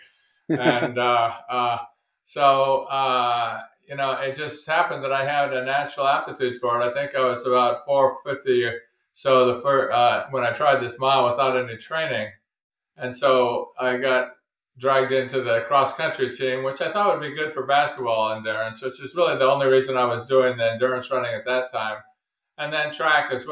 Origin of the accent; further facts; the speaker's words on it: Oakland, California, United States; I grew up in Oakland, which is right next to Berkeley